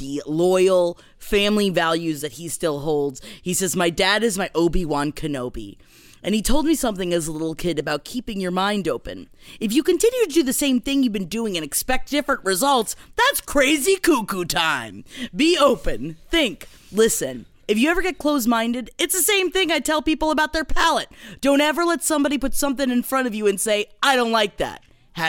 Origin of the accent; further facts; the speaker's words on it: United States; also born or lived in Queens, New York / Florida; I grew up half in Queens, half in Florida